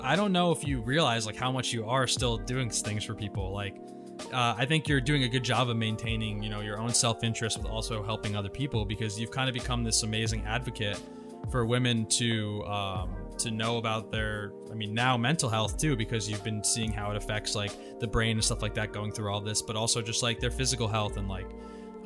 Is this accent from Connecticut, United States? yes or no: yes; Milford, Connecticut, United States; growing up in Connecticut